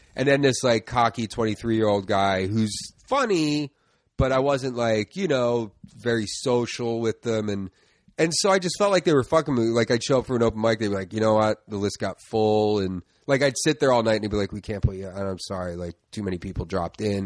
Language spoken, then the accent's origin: English; Philadelphia, Pennsylvania, United States; I grew up in uh, the Northeast, like Tacony, Mayfair section okay. of uh, Philly